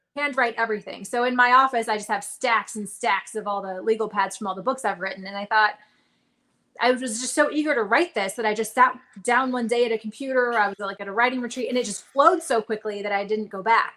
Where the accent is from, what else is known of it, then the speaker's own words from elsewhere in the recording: Reno, Nevada, United States; moved away as an adult; also born or lived in Arizona; I'm from Nevada. I grew up outside of Reno, kind of around Lake Tahoe